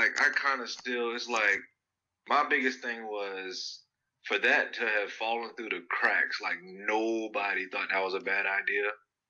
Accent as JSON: {"language": "English", "region": "New Jersey", "country": "United States", "said": "Yeah, I'm from Jersey, but I'm in the South now."}